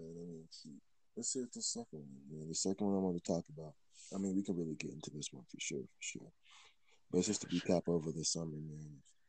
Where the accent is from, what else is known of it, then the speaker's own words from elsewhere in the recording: Michigan, United States; now in Colorado Springs, United States; my hometown, like in Michigan